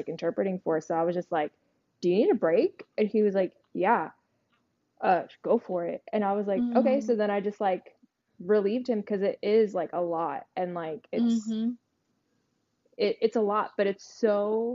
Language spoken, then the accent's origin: English; New York, United States; also born or lived in New Jersey; I was born and raised in New York